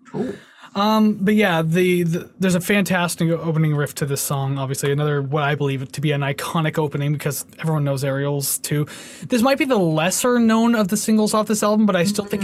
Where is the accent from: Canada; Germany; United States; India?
Canada